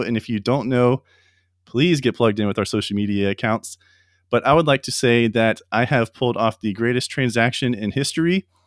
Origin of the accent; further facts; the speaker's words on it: Ocala, Florida, United States; my hometown in Florida, in Ocala